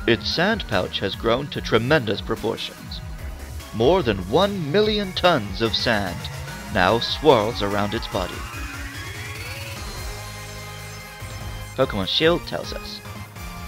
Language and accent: English; United Kingdom; as a Brit